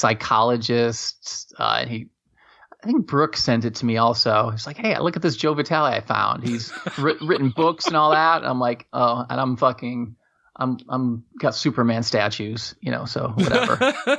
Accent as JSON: {"language": "English", "country": "Germany", "tie": "born there", "said": "I was born in Germany"}